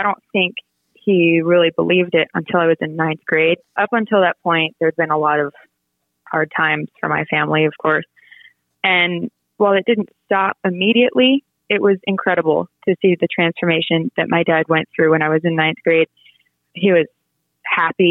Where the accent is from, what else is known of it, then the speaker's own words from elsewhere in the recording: Virginia, United States; I was born in Virginia